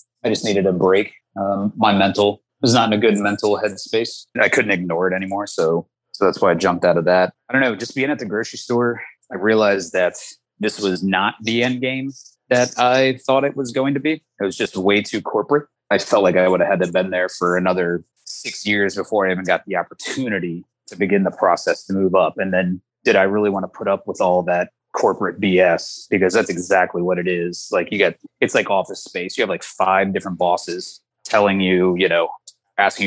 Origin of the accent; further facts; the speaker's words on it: Maryland, United States; moved away as an adult; now in Columbus, United States; I'm from Maryland